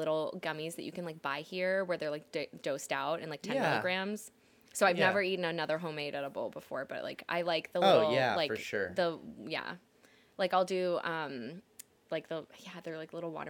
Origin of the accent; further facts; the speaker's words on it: Greensboro, North Carolina, United States; I grew up in Greensboro, North Carolina.